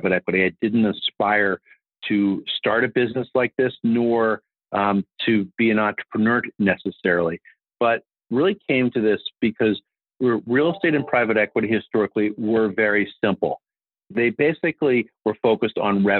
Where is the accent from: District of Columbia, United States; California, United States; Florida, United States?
District of Columbia, United States; Washington; I grew up here in Washington, D.C., which is where I'm speaking to you from